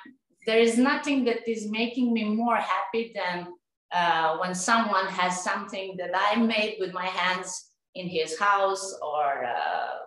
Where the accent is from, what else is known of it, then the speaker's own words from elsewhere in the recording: Serbia; English is a second language; moved away as an adult; now in Dubai, United Arab Emirates; I'm from Serbia. Uh, I live in Dubai last four years.